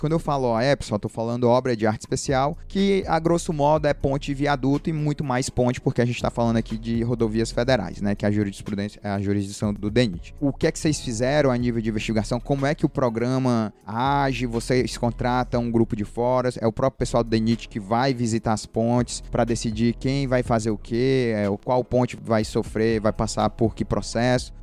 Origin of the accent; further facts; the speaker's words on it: Tianguá, Ceará, Brazil; moved away; Eu sou de lá, de Tianguá. Minha família mora lá em Tianguá ainda